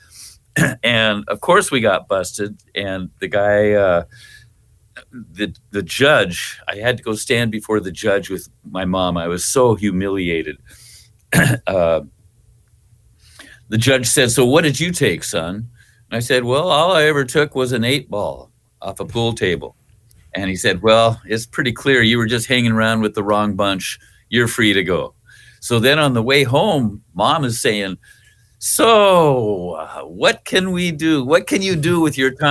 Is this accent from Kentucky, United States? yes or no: no; Seattle, Washington, United States; our family homesteaded here in the early 1900s. So we had a big chunk of property in North Seattle